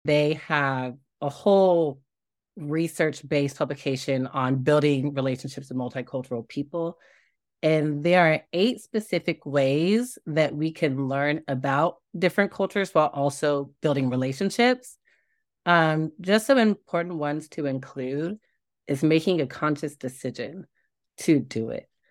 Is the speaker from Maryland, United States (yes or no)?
no; Tulsa, Oklahoma, United States; I'm from Tulsa